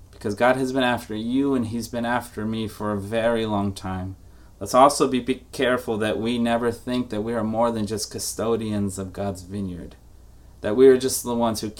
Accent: New York, United States; as a New Yorker who was born and, and raised, not born, but raised to just not like Massachusetts

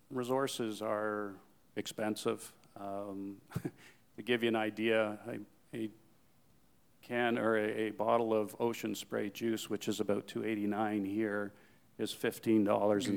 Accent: Newmarket, Ontario, Canada; I said, oh, Newmarket.

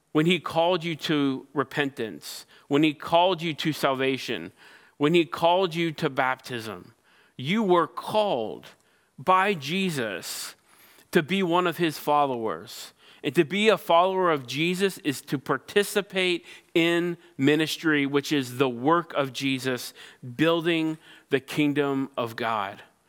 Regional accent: Cincinnati, Ohio, United States; I grew up in Cincinnati, Ohio, the birthplace of Major League Baseball

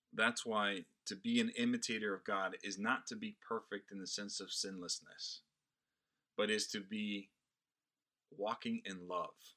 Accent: Brazil; now in United States; I was not born in this country. I am Brazilian by birth and an American by choice

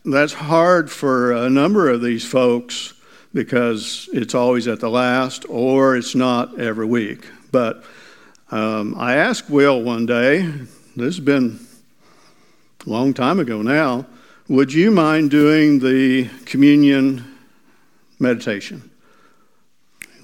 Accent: Miller, Missouri, United States; also born or lived in Mount Vernon, Missouri; I grew up in Miller. My dad was the doctor of Miller, Missouri. So I grew up there, or that area

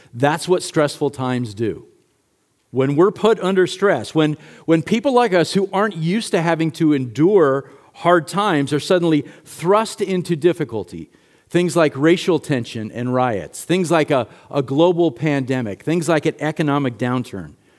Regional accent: United States; As American Christians

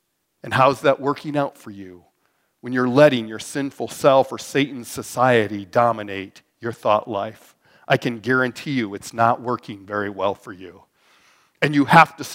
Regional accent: Wyoming, United States; also born or lived in Mitchell, Nebraska; now in North Platte, United States; I'm from Wyoming. That's what they did back when I was from Wyoming.

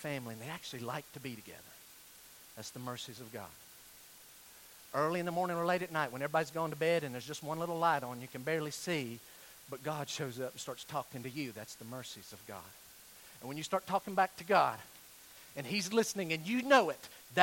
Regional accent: Weaverville, North Carolina, United States; I'm from Western North Carolina

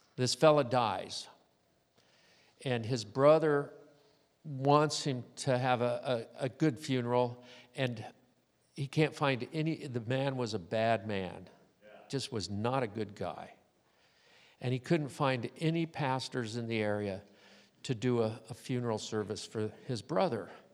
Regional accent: Southern California, United States; when I was growing up in Southern California

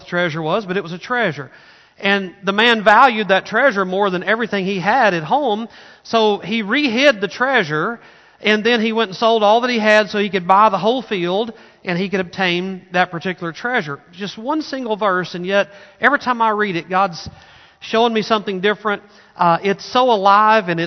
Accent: Arkansas, United States; moved away; I grew up in Arkansas

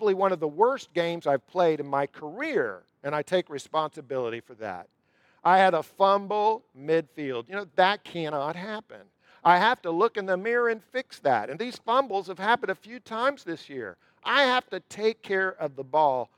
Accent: Jacksonville, Florida, United States; moved away; I'm from Jacksonville. My mom still lives in Jacksonville

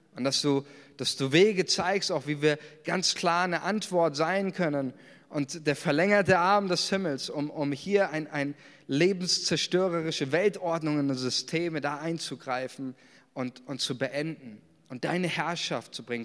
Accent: Germany; uns als Deutsche

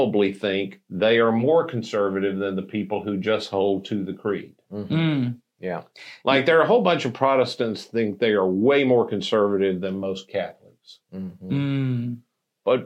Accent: Mississippi, United States; moved away; also born or lived in Kentucky; I'm from Mississippi

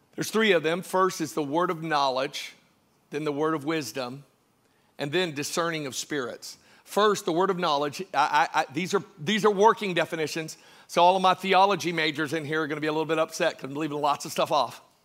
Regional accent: Georgia, United States; I was born in Georgia

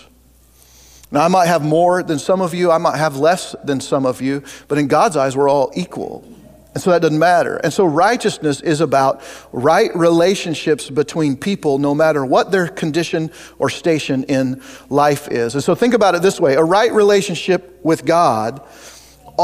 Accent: Oregon, United States; now in Kansas, United States; I grew up in Oregon

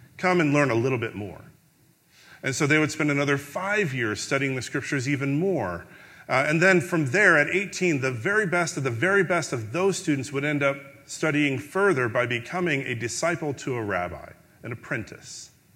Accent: Chicago, Illinois, United States; I grew up in the Chicagoland area during the Chicago Bulls dynasty

